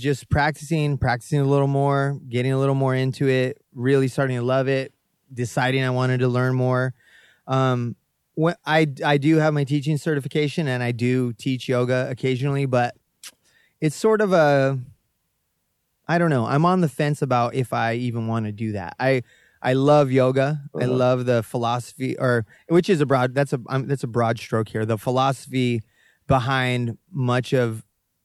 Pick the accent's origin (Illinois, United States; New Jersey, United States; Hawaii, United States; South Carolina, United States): Hawaii, United States; Kona; also born or lived in Needles, California; I'm from Kona, in my mind